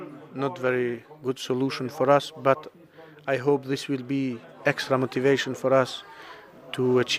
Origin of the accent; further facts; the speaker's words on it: Kosovo; We are originally from Kosovo. We live in Kosovo.